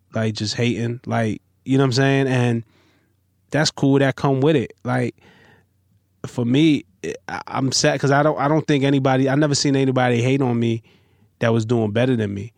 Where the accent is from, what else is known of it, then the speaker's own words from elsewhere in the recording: New York City, New York, United States; I'm from Flatbush, Brooklyn